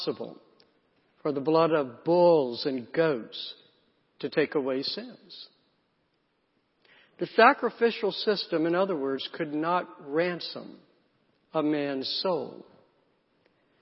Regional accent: South Carolina, United States; I grew up in the South, in South Carolina, in a small town.

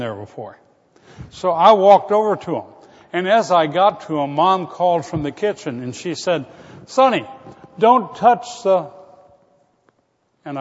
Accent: Florida, United States; When I was a boy growing up in Florida

